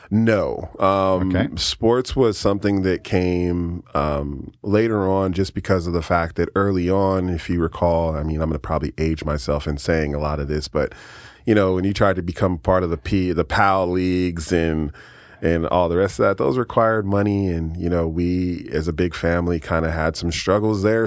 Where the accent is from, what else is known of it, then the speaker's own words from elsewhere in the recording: San Francisco, California, United States; now in Keizer, United States; I grew up in San Francisco, California